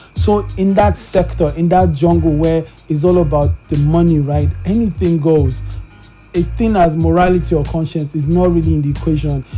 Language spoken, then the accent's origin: English; Kaduna, Kaduna State, Nigeria; now in Lagos, Nigeria; I grew up in Kaduna